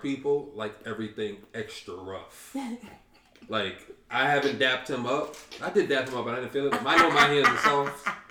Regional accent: Boston, Massachusetts, United States; I grew up in Roxbury, so we say bitch a lot.

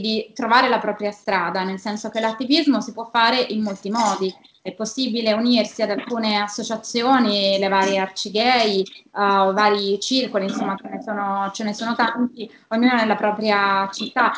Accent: Apulia, Italy; now in Rome, Italy; vivo a Roma da 15 anni, ma sono, sono pugliese

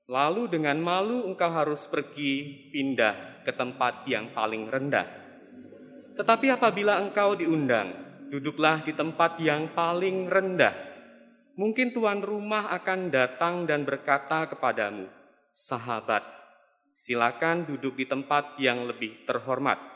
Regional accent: Pangkal Pinang, Bangka Belitung Islands, Indonesia; Saya dari Pangkal Pinang, Pulau Bangka. Kami adalah keluarga perantauan.

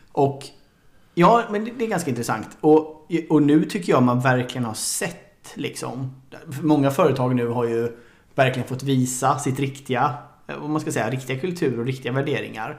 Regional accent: Sweden; som svensk

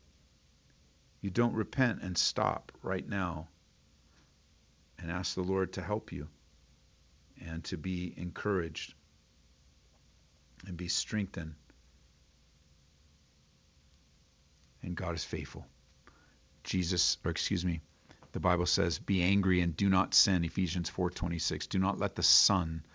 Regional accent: United States

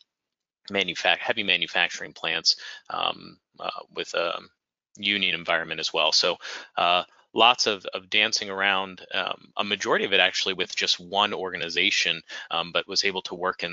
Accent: D.C., District of Columbia, United States; I was raised outside of Washington, D.C.

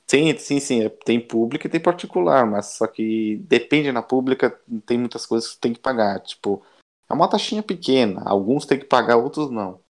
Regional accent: Brazil; moved away as an adult; now in Italy; eu sou brasileiro

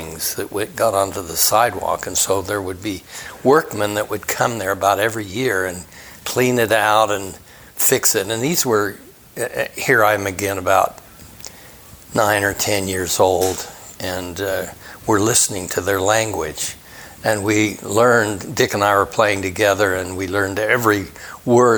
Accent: Salt Lake City, Utah, United States; Grew up in Salt Lake City.

